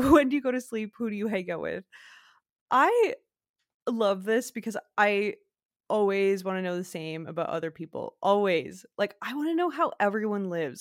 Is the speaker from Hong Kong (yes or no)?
no; Quebec, Canada; I'm from Quebec, like I'm from French Canada